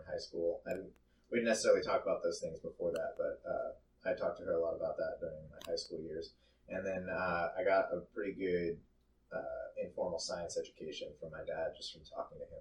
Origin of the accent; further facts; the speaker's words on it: Medford, United States; I grew up in Medford